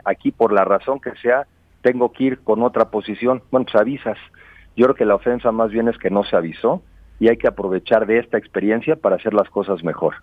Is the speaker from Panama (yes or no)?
no; Mexico; somos los mexicanos